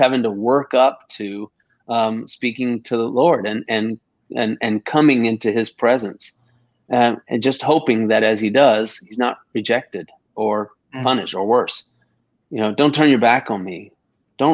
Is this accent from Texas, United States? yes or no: yes; Texas, United States; now in Augusta, United States; my Texas roots, you know, because I'm a Texan